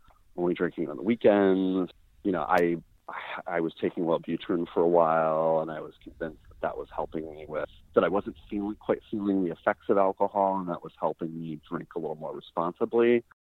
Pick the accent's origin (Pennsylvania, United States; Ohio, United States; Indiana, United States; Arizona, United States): Arizona, United States; Phoenix; now in Los Angeles, United States; I am from Phoenix, Arizona, originally. I live in LA now.